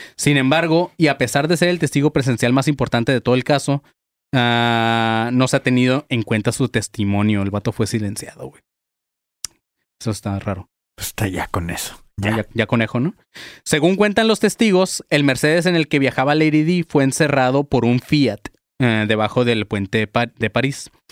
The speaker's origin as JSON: {"language": "Spanish", "country": "Mexico", "said": "como mexicanos dejamos todo al final"}